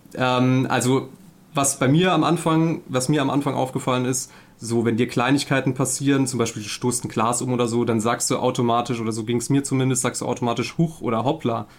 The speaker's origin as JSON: {"language": "German", "region": "Saarland", "country": "Germany", "said": "ich komme aus dem Saarland, bin 33"}